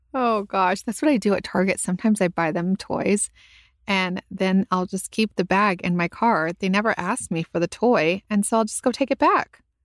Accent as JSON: {"language": "English", "region": "California", "country": "United States", "moved": "yes", "lives_now": "Texas, United States", "said": "I was a Californian"}